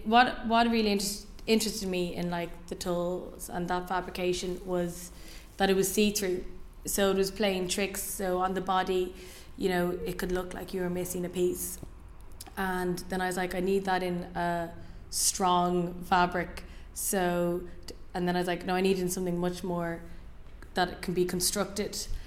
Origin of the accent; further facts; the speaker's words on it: Ireland; moved away as an adult; now in London, United Kingdom; I was born in Ireland, and I lived there until I lived here, four years ago